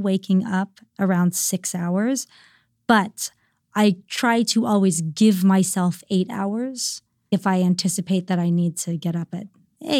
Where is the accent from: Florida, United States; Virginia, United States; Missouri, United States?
Virginia, United States; moved away; where I grew up in Virginia